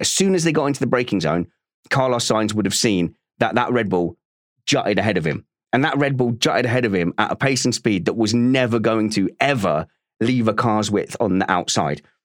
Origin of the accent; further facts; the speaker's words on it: United Kingdom; as a Brit